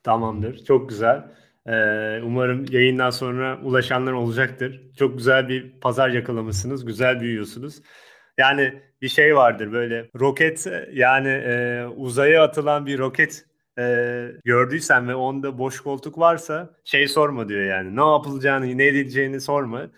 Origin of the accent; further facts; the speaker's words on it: Turkey; Türk insanı, Akdeniz insanı dediğimiz.